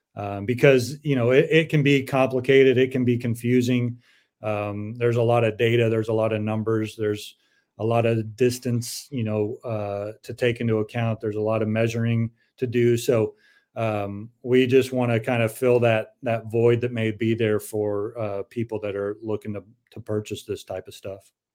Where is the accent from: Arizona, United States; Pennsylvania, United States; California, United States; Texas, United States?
California, United States; San Diego; I grew up in San Diego